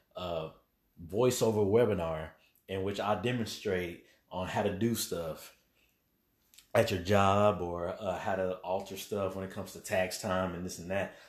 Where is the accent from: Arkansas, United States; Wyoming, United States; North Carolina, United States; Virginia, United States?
Arkansas, United States; Little Rock; now in Dallas, United States; I'm definitely, uh, from Little Rock, Arkansas. That's my hometown, currently in the Dallas area